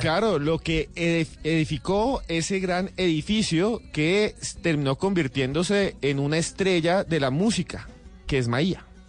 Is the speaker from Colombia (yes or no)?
yes; Colombia; me siento orgulloso de haber nacido en esta tierra. En mi tierra. Por eso tengo este acento.